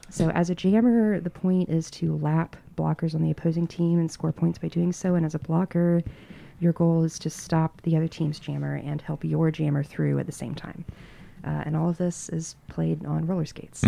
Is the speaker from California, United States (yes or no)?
no; Western North Carolina, United States; now in Asheville, United States; I grew up in Western North Carolina, moved away for a little bit, but I moved back to Asheville in twenty nineteen